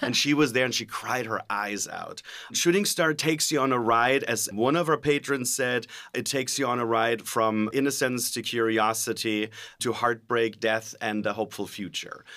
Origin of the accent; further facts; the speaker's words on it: Germany; now in California, United States; I'm originally from Germany